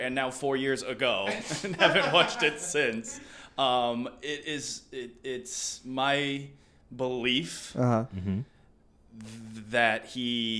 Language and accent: English; Rhode Island, United States; I was born in Rhode Island.